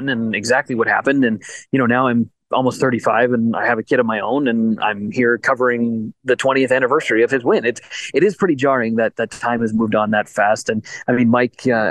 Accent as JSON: {"language": "English", "country": "Canada", "said": "as a Canadian"}